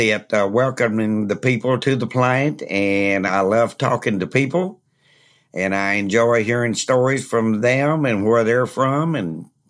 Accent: Lawrenceburg, Kentucky, United States; Well, and I'm from Lawrenceburg.

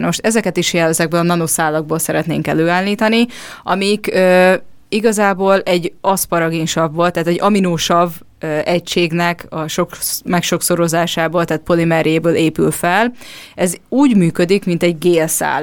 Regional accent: Hungary; also born or lived in Budapest; magyarok vagyunk

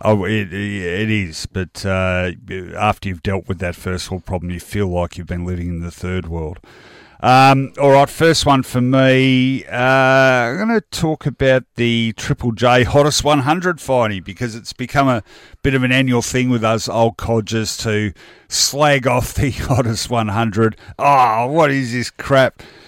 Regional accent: Australia; being Australian

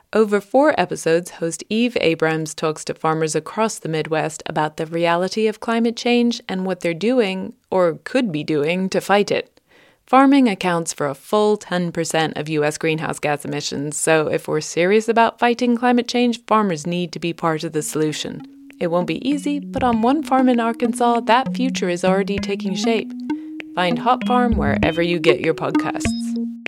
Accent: United Kingdom; moved away as an adult; now in United States; British transplant to the U S

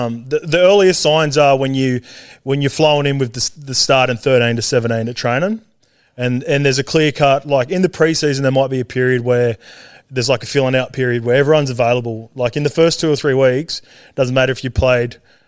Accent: New Zealand; So that was pretty special too, obviously being a Kiwi.

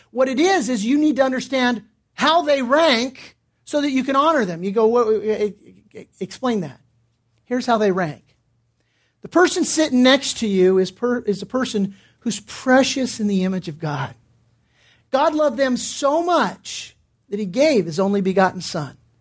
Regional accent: Torrance, California, United States; I grew up in Torrance

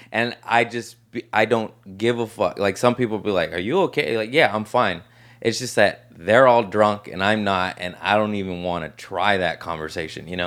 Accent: Torrance, California, United States; Torrance, L A area

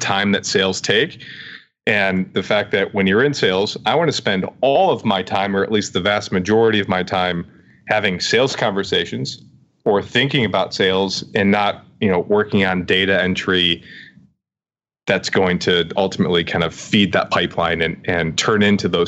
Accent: Ohio, United States; moved away as an adult; also born or lived in Brooklyn, New York; We're Ohio folk

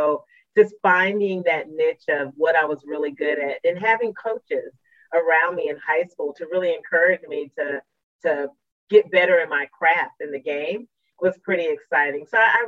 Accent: Colorado Springs, Colorado, United States; I'm from Colorado Springs, Colorado, where sports and living close to the Olympic Training Center was like a dream for a young girl like me

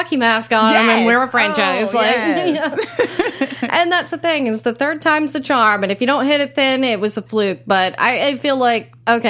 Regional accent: East Texas, United States; I'm from East Texas, guys.

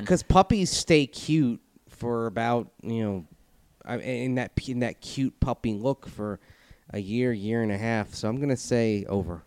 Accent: Tampa, Florida, United States; being from Tampa

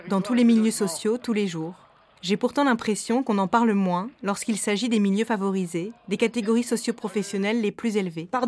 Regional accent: northern France, France; now in Paris, France; Je viens du nord de la France, d'un milieu privilégié. J'habite aujourd'hui à Paris, dans un quartier bobo.

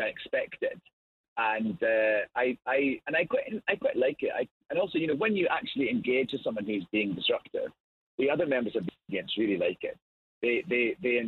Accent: Scotland, United Kingdom; accent: Scottish brogue; I'm Scottish

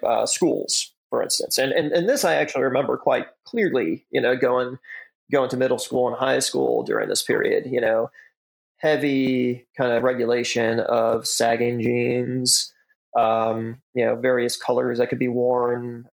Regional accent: Chicago suburbs, Illinois, United States; moved away; I'm born and raised in the Chicago suburbs.

